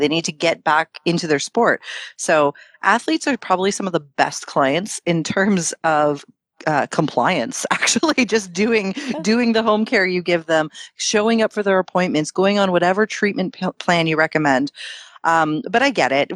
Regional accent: Toronto, Ontario, Canada; we were born and raised in Canada, like in Toronto

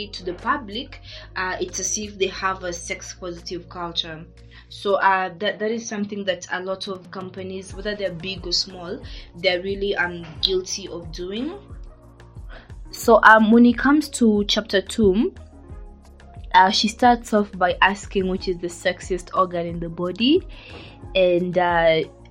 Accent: Kenya; I'm from Kenya

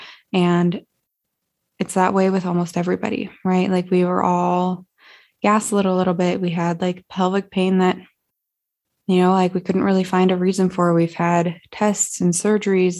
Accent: Montana, United States; working back in my hometown in Montana

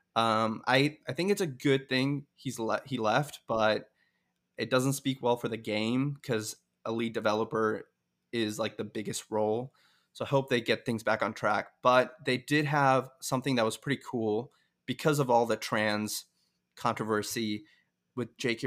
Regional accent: Seattle, Washington, United States; also born or lived in India; from the Seattle area, but I'm also from India, actually, born there, but mostly grew up here

